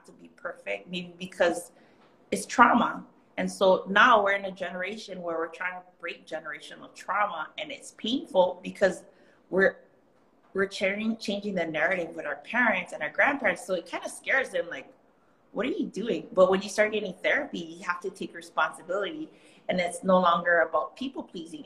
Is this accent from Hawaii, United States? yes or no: yes; Kauai, Hawaii, United States; first language Hawaiian Pidgin; English is a second language; now in Oahu, United States; I'm from Kauai